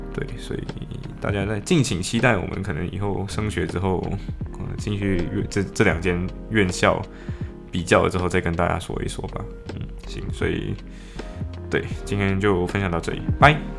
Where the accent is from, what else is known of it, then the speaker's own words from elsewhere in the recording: Malaysia; moved away as an adult; now in Liverpool, United Kingdom; 我们马来西亚人的语境